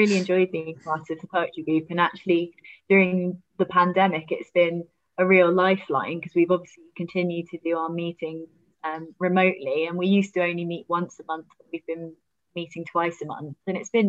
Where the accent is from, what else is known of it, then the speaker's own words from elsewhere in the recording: Oxfordshire, South East England, United Kingdom; moved away; also born or lived in Exeter; I'm from Oxfordshire